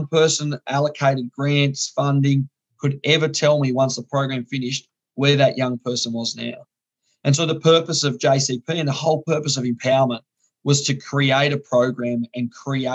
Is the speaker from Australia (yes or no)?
yes; northern Tasmania, Australia; So I'm from Tasmania. For those of you who don't know, that tiny little apple isle at the bottom of Australia. I grew up in the north of the state.